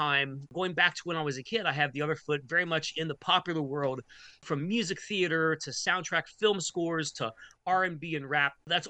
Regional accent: Cincinnati, Ohio, United States; my hometown orchestra, the Cincinnati Symphony Orchestra.

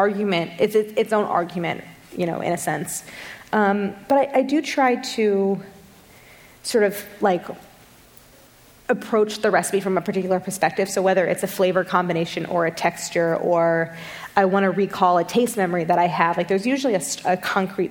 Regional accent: St. Louis, Missouri, United States; I grew up in St. Louis, and we had a sour cherry tree in our front yard

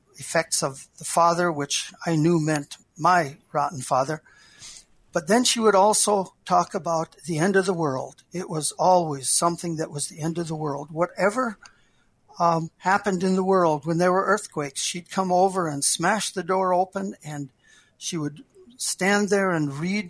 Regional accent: Wishek, North Dakota, United States; also born or lived in Billings; I grew up in Wishick, where It Takes a Village is true and real

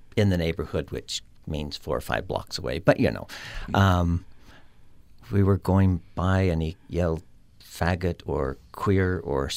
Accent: Mendon, Utah, United States; I was raised in Mendon

